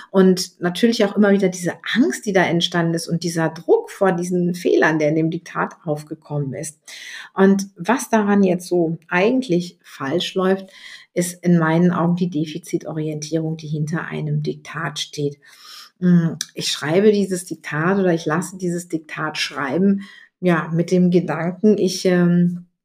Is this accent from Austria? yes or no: no; North Rhine-Westphalia, Germany; in den 70er Jahren in die Schule gegangen bin und bei uns in Nordrhein-Westfalen war es so, dass die Rechtschreibung ab der fünften Klasse keine Bedeutung mehr hatte.